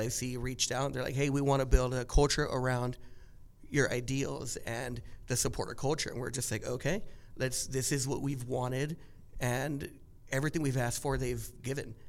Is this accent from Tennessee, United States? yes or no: no; Orange County, California, United States; growing up in Orange County